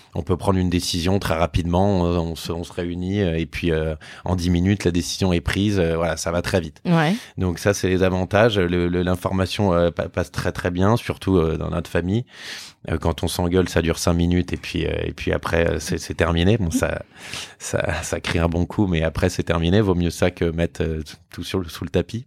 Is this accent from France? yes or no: yes; Boulogne-Billancourt, Île-de-France, France; on habite à Boulogne